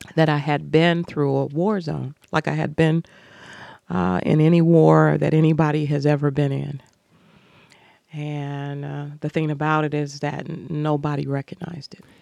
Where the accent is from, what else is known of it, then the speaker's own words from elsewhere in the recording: Cleveland, Ohio, United States; moved away as an adult; also born or lived in Indianapolis / Toledo; I was born in Cleveland